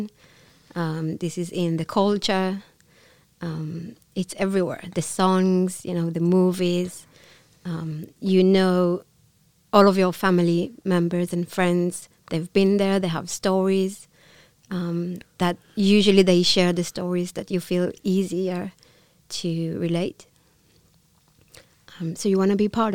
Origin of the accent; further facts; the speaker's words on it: Israel; first language Hebrew; English is a second language; moved away as an adult; I'm from Israel